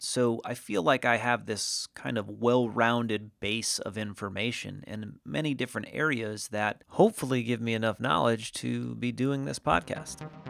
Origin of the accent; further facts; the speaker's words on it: Norwich, Connecticut, United States; moved away as an adult; also born or lived in Hollywood, California; I was born and raised in a, in a small New England town called Norwich, Connecticut.